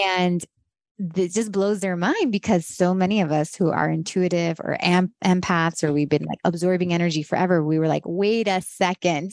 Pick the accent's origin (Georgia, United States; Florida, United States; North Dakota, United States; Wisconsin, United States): Florida, United States; Miami; moved away as an adult; also born or lived in Los Angeles; I grew up in Miami